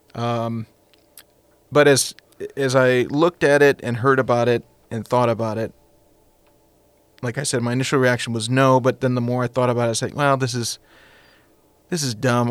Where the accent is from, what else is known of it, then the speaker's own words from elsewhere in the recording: United States; being American